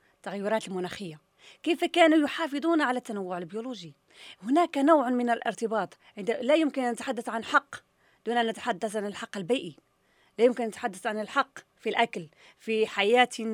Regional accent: Morocco; عندنا في المغرب

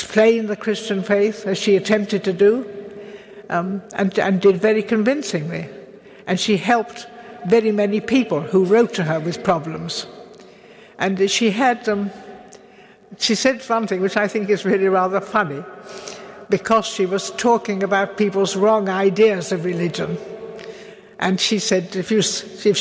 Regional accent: Ludlow, West Midlands, United Kingdom; also born or lived in Oxford; We were in Ludlow, although I was born in Oxford

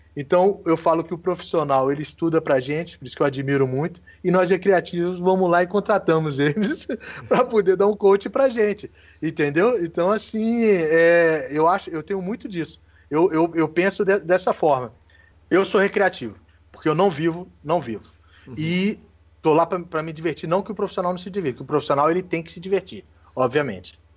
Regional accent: Brasília, Federal District, Brazil; eu aqui moro em Brasília, nasci em Brasília, defensor ferrenho de Brasília

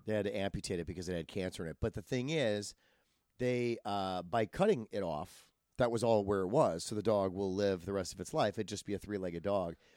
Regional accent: Wisconsin, United States; now in Los Angeles, United States; I'm from Wisconsin, I move out here

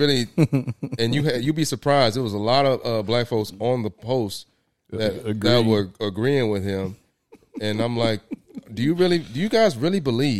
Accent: Winston-Salem, North Carolina, United States; Yeah, I'm from Winston-Salem, North Carolina.

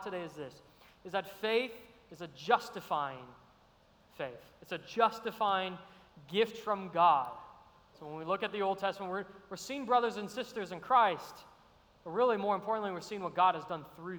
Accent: Arizona, United States; moved away as an adult; now in Savannah, United States; I'm from Arizona, great state

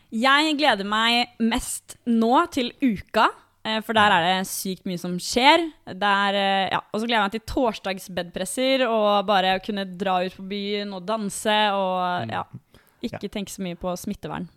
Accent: Bærum, Akershus, Norway; moved away; Jeg kommer fra Bærum, som mange andre.

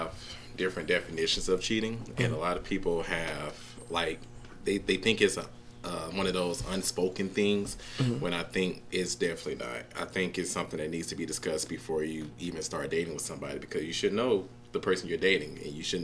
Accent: Atlanta, Georgia, United States; Born and raised from Atlanta, and that's inside the perimeter of Atlanta, not Norcross, not Lawrenceville, Atlanta.

